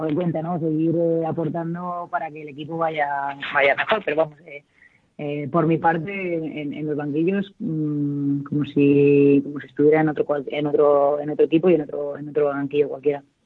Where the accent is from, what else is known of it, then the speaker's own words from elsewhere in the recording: Valencia, Valencian Community, Spain; yo como valenciana tengo un orgullo increíble de que, de que mi ciudad vuelva a tener un equipo profesional